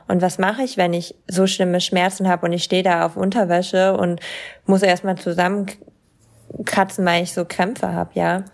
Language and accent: German; East Frisia, Lower Saxony, Germany; ich komme halt aus Ostfriesland